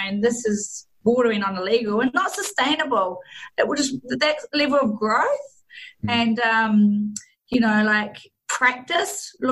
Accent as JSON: {"language": "English", "country": "New Zealand", "also_born_or_lived": "London, United Kingdom", "accent": "Kiwi", "moved": "as an adult", "lives_now": "Sydney, Australia", "said": "I'm actually a Kiwi. So you'll probably hear it in my accent."}